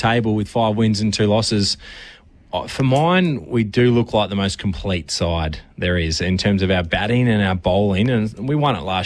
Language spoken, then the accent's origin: English; Australia; as an Aussie